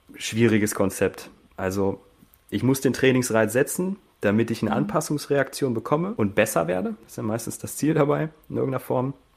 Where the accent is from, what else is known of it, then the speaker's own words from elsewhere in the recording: Hanover, Lower Saxony, Germany; moved away as an adult; also born or lived in Burgdorf / Hildesheim; now in Austria; Komme ursprünglich aus Hannover, Hildesheim und bin jetzt im Oktober nach Österreich ausgewandert